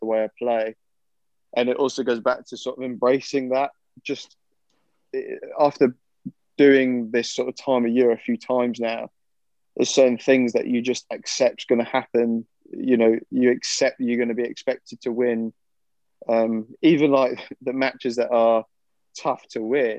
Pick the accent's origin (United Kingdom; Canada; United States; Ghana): United Kingdom; being British.